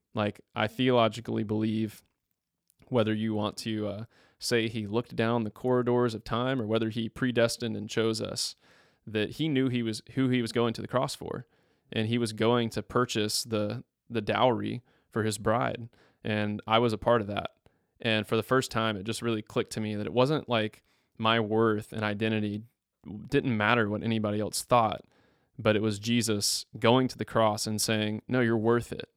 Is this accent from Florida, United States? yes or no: yes; Tallahassee, Florida, United States; moved away as an adult; also born or lived in Mississippi; I'm from Tallahassee, Florida.